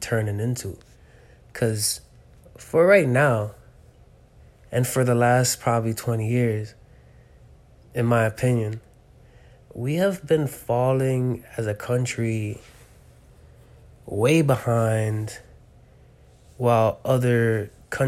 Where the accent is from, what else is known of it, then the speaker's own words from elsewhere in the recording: United States; I was raised in America